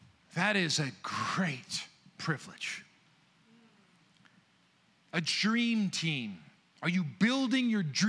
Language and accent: English; United States; I am an American born and raised